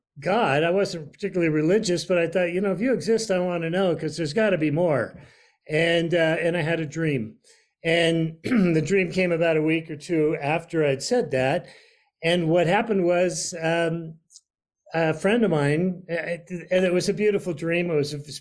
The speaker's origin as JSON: {"language": "English", "town": "San Francisco", "region": "California", "country": "United States", "tie": "born or raised there", "said": "I was born in San Francisco and grew up in the San Francisco Bay Area in the 1960s."}